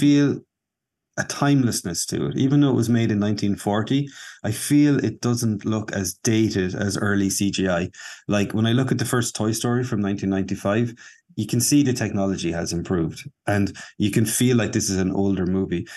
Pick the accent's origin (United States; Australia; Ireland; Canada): Ireland; Kilkenny, Leinster; also born or lived in Dublin; back to Kilkenny, to my hometown.